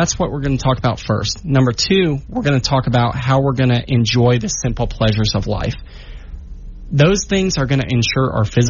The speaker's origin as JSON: {"language": "English", "region": "Central Florida", "country": "United States", "tie": "born or raised there", "also_born_or_lived": "Colorado Springs, Colorado / Pensacola, Florida / Dover, Delaware / Mississippi", "moved": "as an adult", "lives_now": "Shreveport-Bossier area, Louisiana, United States", "said": "I'm actually from Central Florida. I was raised there 18 years, and then I went out to the Air Force Academy in Colorado Springs"}